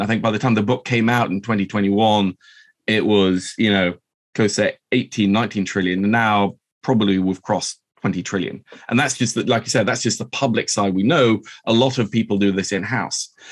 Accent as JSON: {"language": "English", "region": "Oslo", "country": "Norway", "tie": "born or raised there", "said": "I'm half Norwegian. I grew up here in Oslo"}